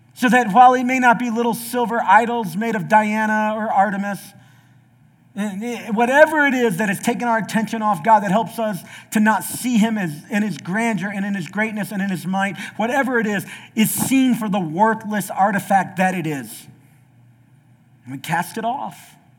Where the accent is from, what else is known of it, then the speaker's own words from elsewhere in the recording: the South, United States; I'm from the South